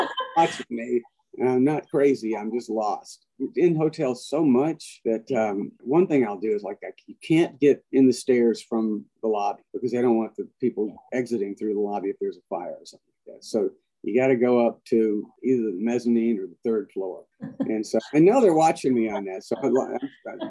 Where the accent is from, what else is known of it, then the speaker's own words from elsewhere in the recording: Montgomery, Alabama, United States; moved away as an adult; also born or lived in Prattville, Alabama / Nashville, Tennessee; born in Montgomery, Alabama, and when I was 2, we moved to Prattville, Alabama, which is the county just north, and then we moved back in 1965, 66, something like that, when I started junior high school, we moved back to Montgomery.